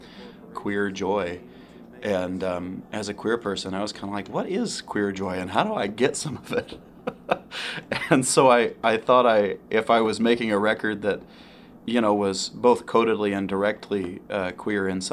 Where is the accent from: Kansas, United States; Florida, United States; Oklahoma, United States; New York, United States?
Kansas, United States; moved away as an adult; now in Arkansas, United States; I was born and raised in Kansas. I got to Arkansas maybe 12 years ago